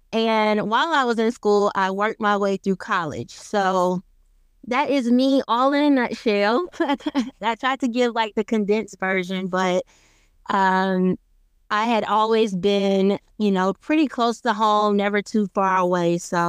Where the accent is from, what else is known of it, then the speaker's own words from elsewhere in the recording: Lithonia, Georgia, United States; I grew up in Georgia, and I grew up in a small city called Lithonia. I am not from Atlanta, so I will not say that I am, but it's on the outskirts of the metro Atlanta area.